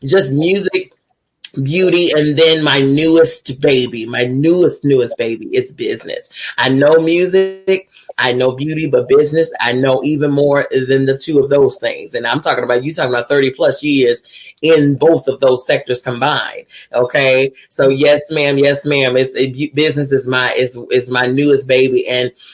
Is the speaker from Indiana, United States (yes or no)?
no; Chicago, Illinois, United States; I hail from Chicago, Illinois.